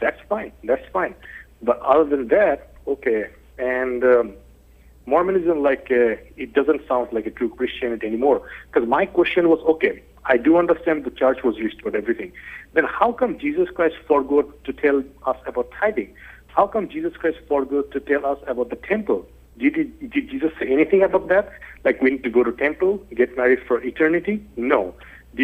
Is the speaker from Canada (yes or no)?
no; Bangladesh; I'm from Bangladesh